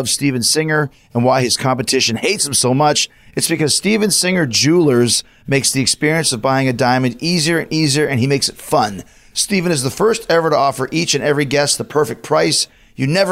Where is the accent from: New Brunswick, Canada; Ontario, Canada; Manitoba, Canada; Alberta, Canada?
Manitoba, Canada; Winnipeg; growing up in Winnipeg, Canada